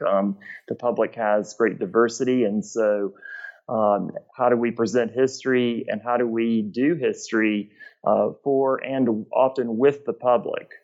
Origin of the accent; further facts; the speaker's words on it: Gainesville, Georgia, United States; moved away as an adult; also born or lived in South Carolina; now in Cleveland, United States; I'm originally from Gainesville, Georgia, um, which is in northeast Georgia between Atlanta and the um, Appalachian Mountains